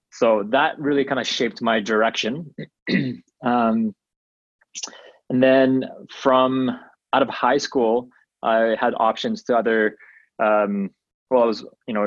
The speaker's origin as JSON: {"language": "English", "country": "Malaysia", "moved": "yes", "lives_now": "Calgary, Canada", "said": "We are both from Malaysia"}